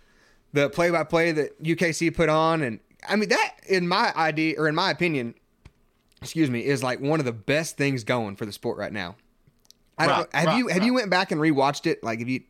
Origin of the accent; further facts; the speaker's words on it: Indiana, United States; I'm from Indiana, and I've hunted the Grand American multiple times.